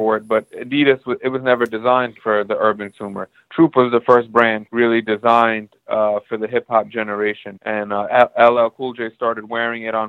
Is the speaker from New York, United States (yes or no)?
yes; New York, United States; I grew up in New York, kind of in that late 80s, early 90s era